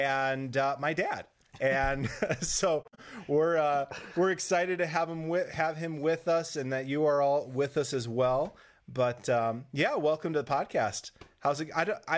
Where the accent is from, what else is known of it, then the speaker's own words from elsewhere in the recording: Rapid City, South Dakota, United States; moved away; I grew up in Rapid City for the most part. Like, we moved there when I was six.